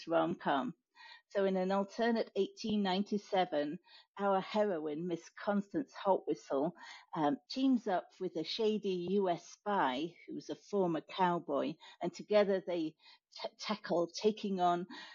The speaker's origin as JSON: {"language": "English", "country": "United Kingdom", "tie": "born or raised there", "moved": "yes", "lives_now": "United States", "said": "I'm a British native who now lives in the US."}